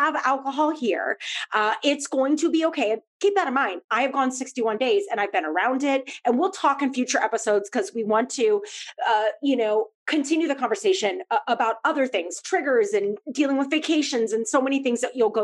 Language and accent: English; St. Louis, Missouri, United States; I grew up in St. Louis